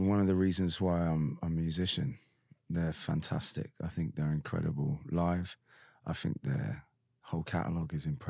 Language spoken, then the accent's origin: English; Bristol, Devon, South West England, United Kingdom; I grew up in Bristol for a bit and then Devon. And it's all very white working class kind of vibe